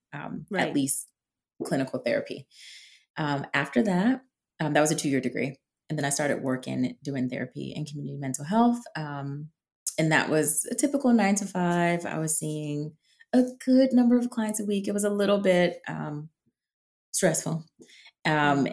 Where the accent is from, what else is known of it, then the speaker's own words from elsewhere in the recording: New England, United States; now in Washington, DC, United States; I'm from New England.